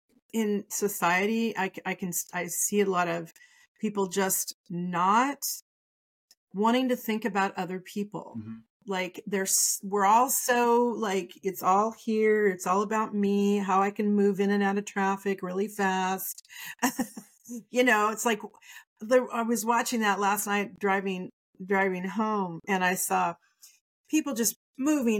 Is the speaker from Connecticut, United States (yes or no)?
no; Oregon, United States; now in California, United States; I'm from Oregon